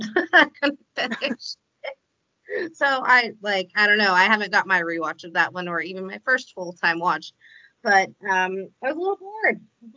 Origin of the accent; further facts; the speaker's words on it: Iowa, United States; I mean, even though John Wayne is from my home state, I just never could like really get into him.